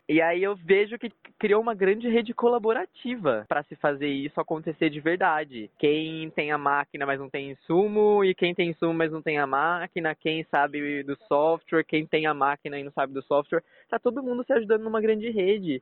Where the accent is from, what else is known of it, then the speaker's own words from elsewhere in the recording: Brazil; a gente é brasileiro